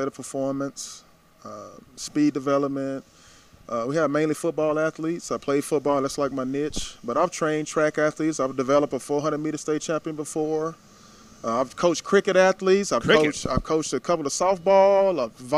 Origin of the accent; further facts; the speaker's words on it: Tyler, Texas, United States; My hometown